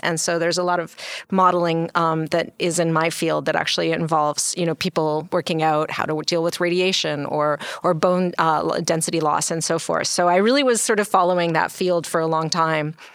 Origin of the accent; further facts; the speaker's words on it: Canada; now in United States; I'm actually Canadian.